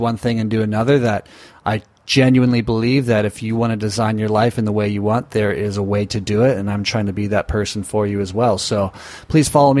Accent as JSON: {"language": "English", "town": "Newport Beach", "region": "California", "country": "United States", "said": "we're both from Newport Beach, Orange County area"}